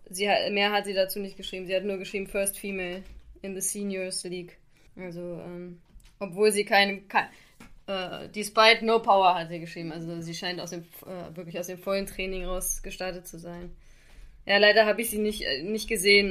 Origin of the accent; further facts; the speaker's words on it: Xanten, North Rhine-Westphalia, Germany; in Xanten bin ich zur Schule gegangen und deshalb ist das quasi fast meine Heimat